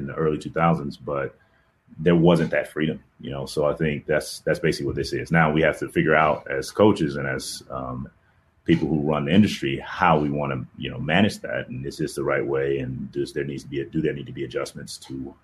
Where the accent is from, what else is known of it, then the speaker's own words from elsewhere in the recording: Atlanta, Georgia, United States; moved away as an adult; also born or lived in Northern California / Pacific Northwest / Midwest; Atlanta's home